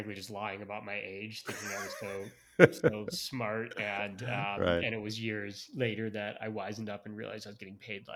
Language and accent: English; Chicago, Illinois, United States; now in Austin, United States; I was born and raised in the suburbs of Chicago.